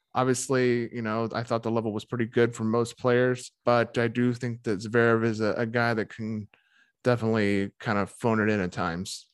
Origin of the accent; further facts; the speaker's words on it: United States; as an American tennis fan